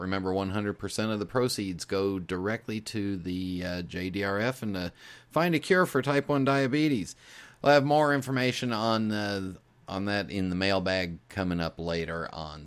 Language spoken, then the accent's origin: English; United States; I am American